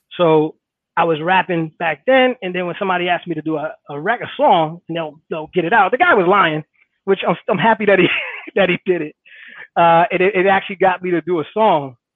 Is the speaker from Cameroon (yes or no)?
no; Hackensack, New Jersey, United States; I grew up in Hackensack, New Jersey